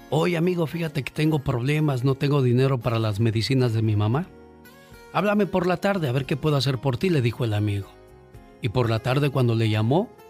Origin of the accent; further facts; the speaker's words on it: Corral Falso, Guerrero, Mexico; moved away; un día salí de Corral Falso Guerrero. Pero Corral Falso Guerrero nunca, pero nunca